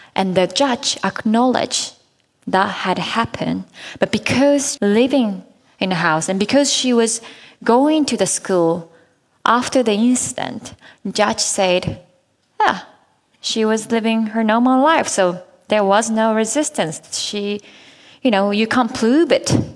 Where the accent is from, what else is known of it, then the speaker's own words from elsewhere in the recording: Japan; in Japan, my home country